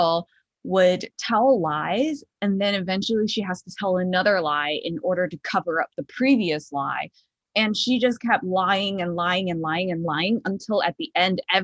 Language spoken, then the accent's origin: English; Chicago, Illinois, United States; moved away; I'm from Chicago